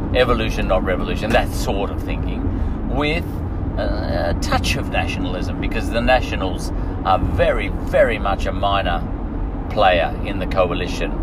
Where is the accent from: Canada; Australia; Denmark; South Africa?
Australia